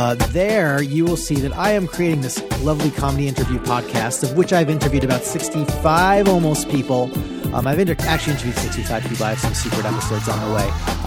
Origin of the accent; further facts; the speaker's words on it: Long Island, New York, United States; Neither. And I'm from Long Island, so that's, we're lucky people.